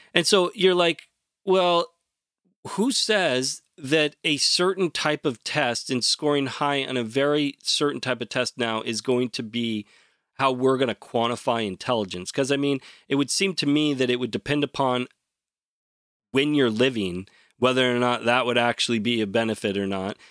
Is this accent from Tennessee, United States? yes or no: no; Portland, Oregon, United States; born or raised there